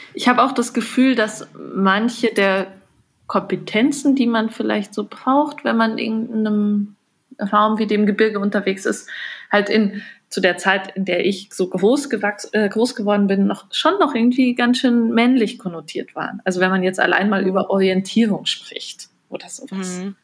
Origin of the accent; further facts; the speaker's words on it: Bavaria, Germany; moved away as an adult; also born or lived in Bremen; now in Munich, Germany; Ich bin auch in Bayern aufgewachsen